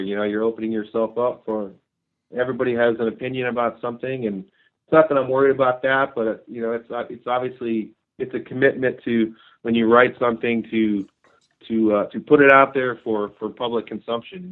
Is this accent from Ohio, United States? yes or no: yes; Ohio, United States; moved away as an adult; also born or lived in Europe; now in Idaho, United States; I grew up in Ohio